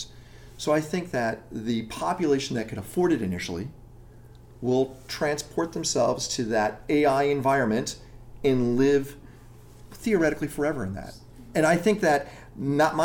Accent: Chicago, Illinois, United States; now in Los Angeles, United States; I'm from Chicago

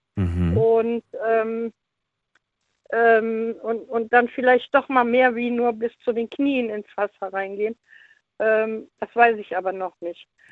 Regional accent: Leverkusen, North Rhine-Westphalia, Germany; now in Cologne, Germany; ich bin in Leverkusen geboren und ähm, da sind wir immer in Leverkusen im Hallenbad gewesen.

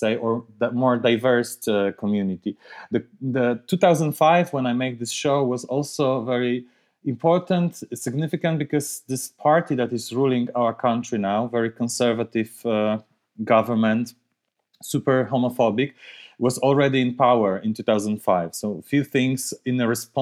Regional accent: Białystok, Podlaskie Voivodeship, Poland; moved away; I was born in Białystok. It's northeast part of Poland. It's not a huge city, but it's not that small. But still, I remember quite clear when I was growing up there

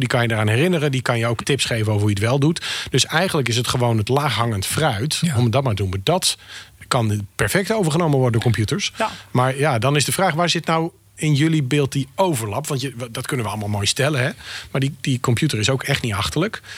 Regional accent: Friesland, Netherlands; wij komen allebei uit Friesland

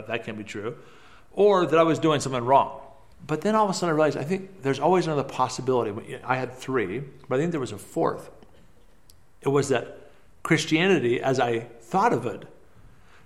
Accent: Hillsboro, Oregon, United States; moved away as an adult; also born or lived in Beirut, Lebanon; I was born in Hillsboro, Oregon.

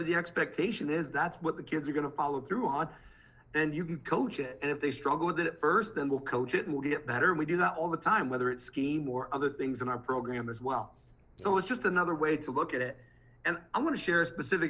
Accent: Midwest, United States; I'm from the Midwest.

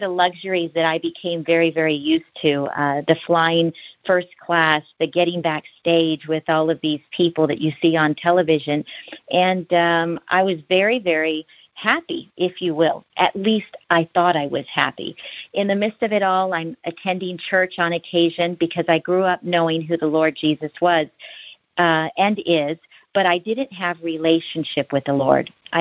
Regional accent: Houston, Texas, United States; I was born in Houston, Texas, to parents who had immigrated legally from Mexico. And growing up as a lower middle class American here in the United States

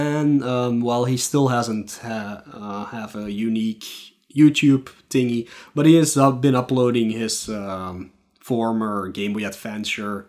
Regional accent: Belgium; I'm from Belgium.

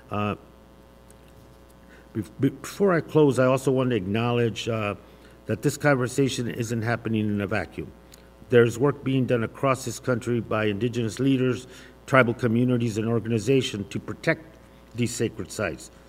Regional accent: Arizona, United States; in my home state of uh, in my home in southern Arizona.

